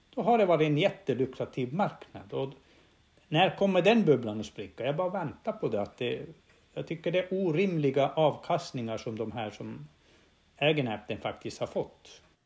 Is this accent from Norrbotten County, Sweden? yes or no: yes; Norrbotten County, Sweden; jag kommer från Norrbotten och vi har haft gruvbrytning här i mer än hundra år